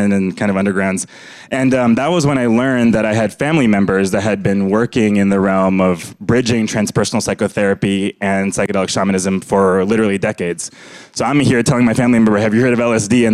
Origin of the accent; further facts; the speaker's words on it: Fresno, California, United States; I was born in Fresno, California